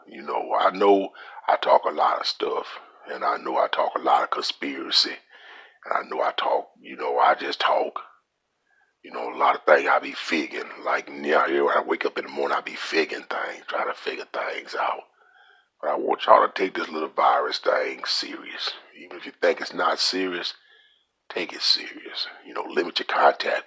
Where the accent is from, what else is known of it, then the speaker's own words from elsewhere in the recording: Louisiana, United States; I'm from Louisiana